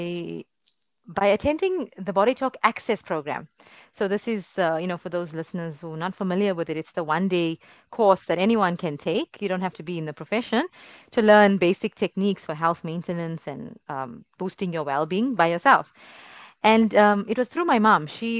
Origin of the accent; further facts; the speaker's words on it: South Africa; moved away as an adult; also born or lived in United Kingdom; now in Istanbul, Turkey; I'm South African